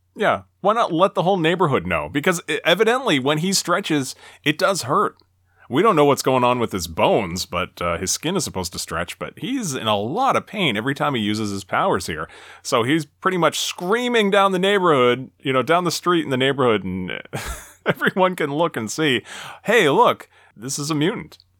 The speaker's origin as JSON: {"language": "English", "region": "Massachusetts", "country": "United States", "tie": "born or raised there", "said": "this is in my home state"}